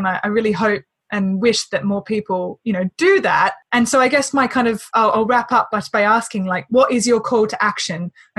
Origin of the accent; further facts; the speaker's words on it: Australia; accent: Australian; my bloody Australian accent